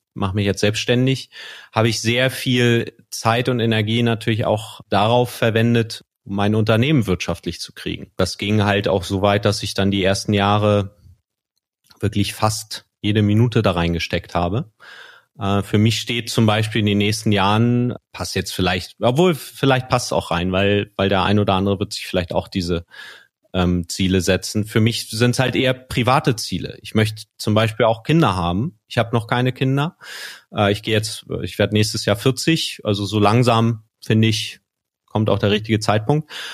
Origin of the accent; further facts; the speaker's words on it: Schleswig-Holstein, Germany; ich bin in Schleswig-Holstein gro groß geworden